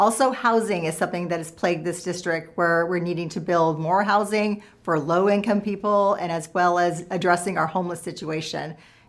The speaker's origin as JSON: {"language": "English", "town": "Los Angeles", "region": "California", "country": "United States", "tie": "born or raised there", "also_born_or_lived": "Orange County", "said": "I was born and raised in Southern California, Los Angeles, then we moved up to Orange County."}